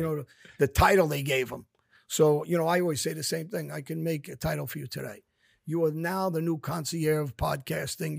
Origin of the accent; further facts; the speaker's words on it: New York City, New York, United States; kids from my neighborhood, we grew up on Jamaica Avenue, East New York, South Jamaica.